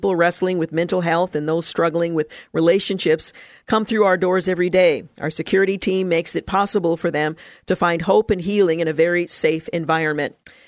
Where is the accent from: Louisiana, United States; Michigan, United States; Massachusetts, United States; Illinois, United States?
Louisiana, United States; Church security was something I never heard discussed while growing up in North Louisiana.